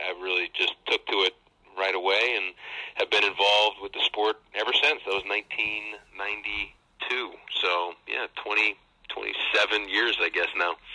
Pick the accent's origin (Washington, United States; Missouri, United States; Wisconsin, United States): Missouri, United States; St. Louis; I grew up in St. Louis, uh, so I was my my parents uh, moved out there. I have two older siblings. They were already around. Uh, my parents moved out to St. Louis, and I was born there.